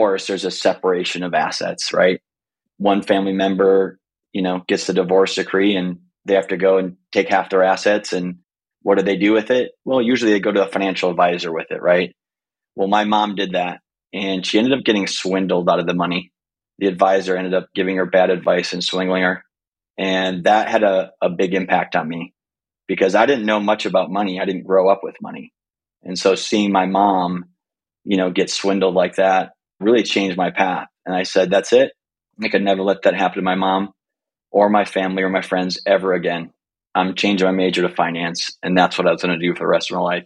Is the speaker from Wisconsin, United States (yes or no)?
yes; Green Bay, Wisconsin, United States; I'm from this little city called Green Bay, Wisconsin.